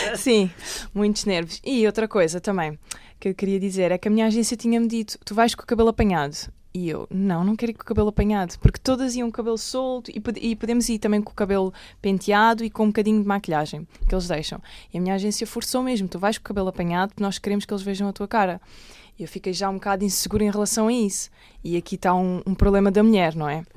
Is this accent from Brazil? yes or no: no; Alentejo, Portugal; also born or lived in Lisbon; eu nasci em Lisboa, em Alcântara, mas aos seis anos fui viver para o Alentejo